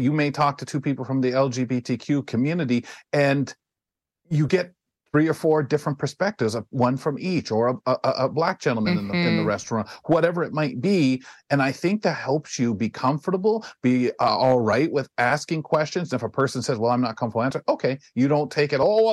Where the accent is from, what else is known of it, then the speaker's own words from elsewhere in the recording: London, Ontario, Canada; I'm 2 hours from Detroit, and a lot of London, Ontario's influence has been Detroit since I was a little boy